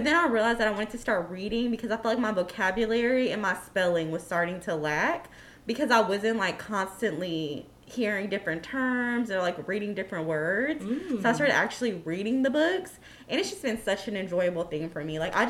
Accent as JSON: {"language": "English", "country": "United States", "said": "I am Black American, a.k.a. ADOS."}